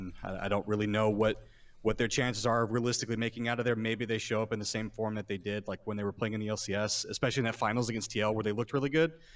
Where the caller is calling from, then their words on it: Houston, Texas, United States; I'm calling from Houston, Texas